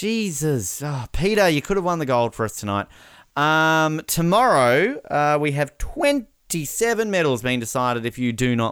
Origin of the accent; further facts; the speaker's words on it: Australia; We're Australian.